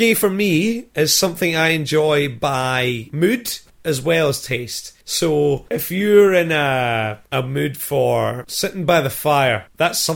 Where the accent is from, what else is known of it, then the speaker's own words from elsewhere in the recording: Scotland, United Kingdom; now in Australia; I am a Scotsman